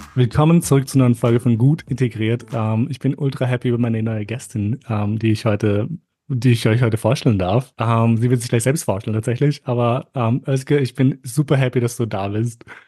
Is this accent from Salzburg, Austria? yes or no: no; Vienna, Austria; ich fühle mich schon österreichisch, aber wobei eher wienerisch